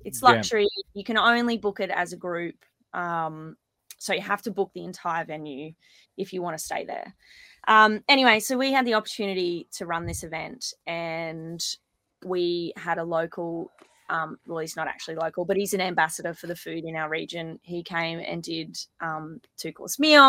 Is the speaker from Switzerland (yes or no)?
no; Kalbar, Queensland, Australia; my hometown in Kalbar